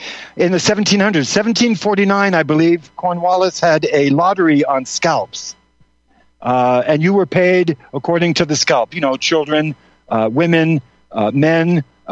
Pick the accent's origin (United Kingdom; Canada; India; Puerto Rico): Canada; the Maritimes; I am Mi'kmaq. Yes, I come from the Mi'kmaq tribe of northern Nova Scotia and Nova Scotia, New Brunswick, Prince Edward Island area of Canada on the East Coast.